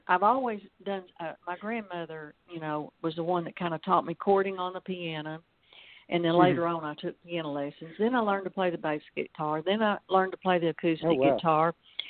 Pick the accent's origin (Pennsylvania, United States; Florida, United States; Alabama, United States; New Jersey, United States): Alabama, United States; accent: Southern drawl; also born or lived in Texas; now in Batesville, United States; I live in Arkansas, Batesville, a small town. And I was originally born in Alabama, and we moved from Alabama to Texas and to Arkansas. And I've always said I've got three doses of Southern drawl.